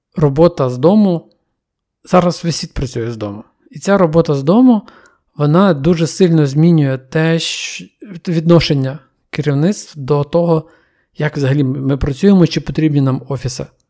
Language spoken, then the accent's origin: Ukrainian; Ukraine; віддалені куточки країни, і там, звідки я родом